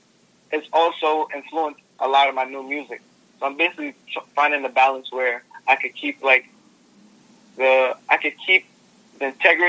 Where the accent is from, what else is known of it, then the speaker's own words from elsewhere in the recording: New York City, New York, United States; I come from Brooklyn